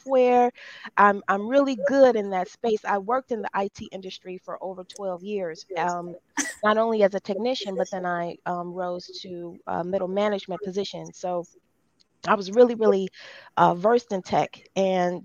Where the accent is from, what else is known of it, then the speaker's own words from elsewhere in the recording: Detroit, Michigan, United States; I take great pride in being from the city of Detroit.